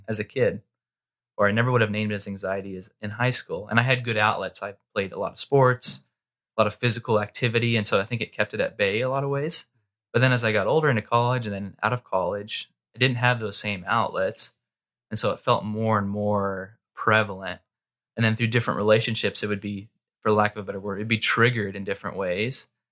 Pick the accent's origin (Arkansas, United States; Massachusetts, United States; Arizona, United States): Arizona, United States; Mesa; also born or lived in Southern California; I grew up in Mesa, uh, most of my life